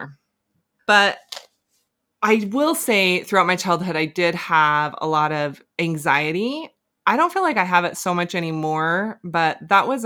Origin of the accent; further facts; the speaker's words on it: Bountiful, Utah, United States; So yeah, I grew up in Bountiful, pretty normal childhood